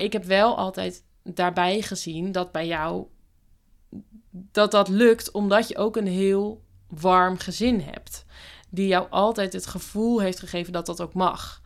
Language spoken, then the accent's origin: Dutch; Bible Belt, Netherlands; ik kom op zich ook van de Bijbelbelt